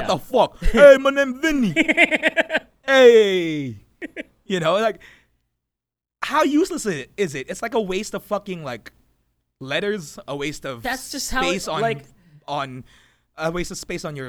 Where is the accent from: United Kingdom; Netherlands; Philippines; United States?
Philippines; Me, being a Filipino kid, my first time in the U.S.